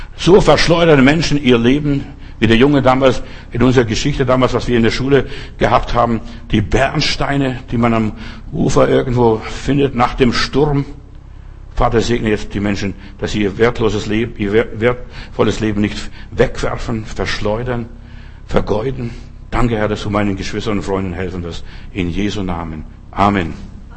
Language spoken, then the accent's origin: German; Lithuania; bei uns in Litauen